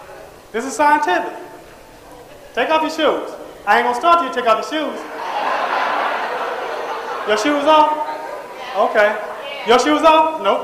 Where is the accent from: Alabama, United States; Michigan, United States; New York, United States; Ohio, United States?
Ohio, United States; Cleveland; also born or lived in Boston; I was born in Boston, Massachusetts. But, okay. And if I'd have stayed in Boston, I probably would have been part of … But my single mother, we moved to Cleveland, Ohio.